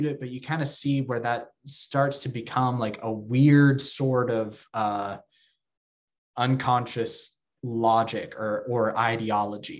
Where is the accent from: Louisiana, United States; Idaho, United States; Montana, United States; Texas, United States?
Texas, United States; moved away; I'm from Texas and my hometown has very deep roots in fundamentalism and evangelicalism